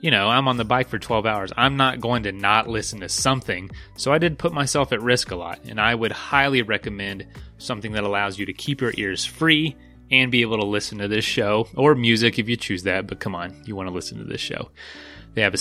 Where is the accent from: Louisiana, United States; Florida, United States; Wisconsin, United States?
Florida, United States; moved away; also born or lived in western United States